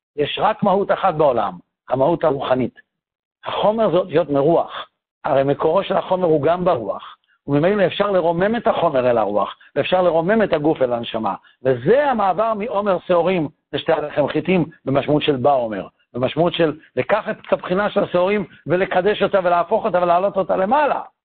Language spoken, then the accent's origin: Hebrew; Tel Aviv, Tel Aviv District, Israel; אבא שלי ואמא שלי היו בתל אביב כשאני נולדתי